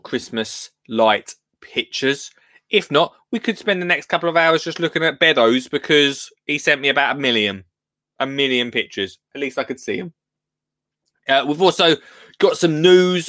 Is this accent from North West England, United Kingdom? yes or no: no; Essex, East of England, United Kingdom; I'm from Essex, but I'm not just any Essex person. I mean, VIP Essex, which is Colchester and Tendrin